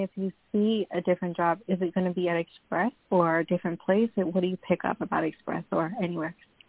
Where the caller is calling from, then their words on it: Long Island, New York, United States; I'm calling from New York.